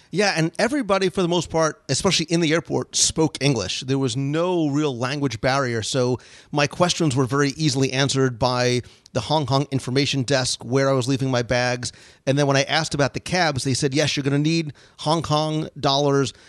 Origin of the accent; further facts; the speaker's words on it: Florida, United States; I come from Florida